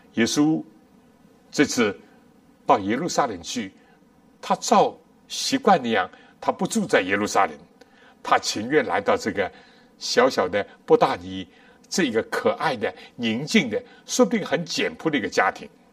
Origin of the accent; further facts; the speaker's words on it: China; 我们中国人